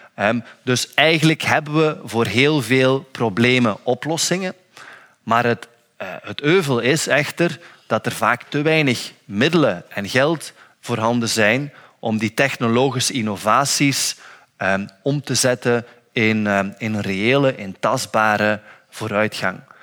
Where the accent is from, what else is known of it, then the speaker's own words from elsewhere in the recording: Flanders, Belgium; als Vlaming